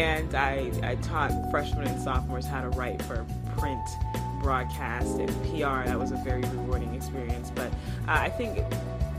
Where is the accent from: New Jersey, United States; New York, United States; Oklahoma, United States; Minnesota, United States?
New York, United States; Long Island; moved away as an adult; also born or lived in Brooklyn, New York / North Carolina; I am a New York native. I was born in Brooklyn and raised on Long Island